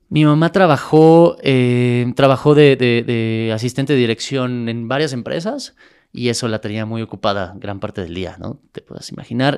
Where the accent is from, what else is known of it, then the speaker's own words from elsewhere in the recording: Mexico City, Mexico; also born or lived in El Paso, Texas; nací en Texas, pero crecí toda mi vida en, la Ciudad de México